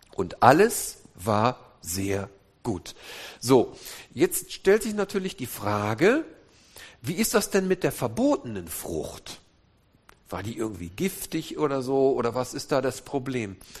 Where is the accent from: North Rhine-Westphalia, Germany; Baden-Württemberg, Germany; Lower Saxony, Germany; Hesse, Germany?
North Rhine-Westphalia, Germany; Wuppertal; Wir kommen nämlich aus der Mitte, aus Wuppertal. Wuppertal-Elberfeld, wo die berühmte Elberfelder Bibel herkommt